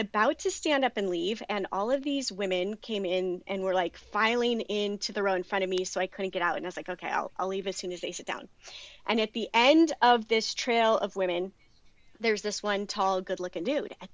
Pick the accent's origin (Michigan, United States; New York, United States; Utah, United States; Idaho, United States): Idaho, United States; Boise; moved away as an adult; also born or lived in Pocatello, Idaho / Ohio / Pennsylvania / Oklahoma; I grew up mostly in Idaho, Boise, Idaho, and Pocatello, Idaho, which is in the middle of nowhere.